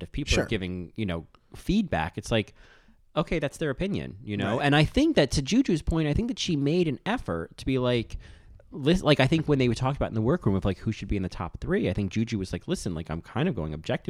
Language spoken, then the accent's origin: English; Chicago, Illinois, United States; You know, I'm from Chicago.